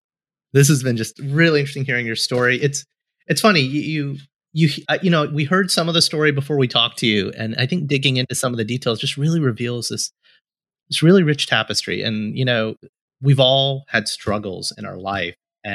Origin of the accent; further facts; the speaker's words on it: India; but like I'm Indian and I think the only country in the world that like matches the sheer sugar quantity of its sweets is the Middle East